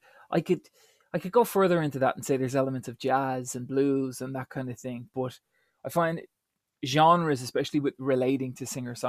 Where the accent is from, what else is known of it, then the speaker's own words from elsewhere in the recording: Dublin, Leinster, Ireland; I was born and raised in Dublin.